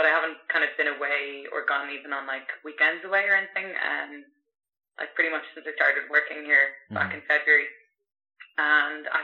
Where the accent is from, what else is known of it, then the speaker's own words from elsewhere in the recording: Ireland; moved away as an adult; also born or lived in France / South America; I loved Ireland. I loved home.